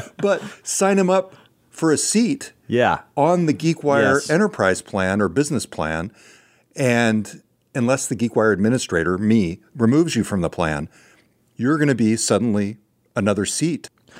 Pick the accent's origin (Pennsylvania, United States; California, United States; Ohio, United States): California, United States; accent: California; My California accent.